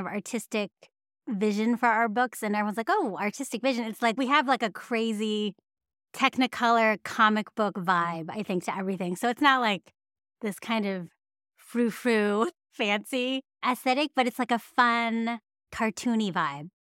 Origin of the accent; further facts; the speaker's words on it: San Francisco Bay Area, California, United States; growing up in the San Francisco Bay Area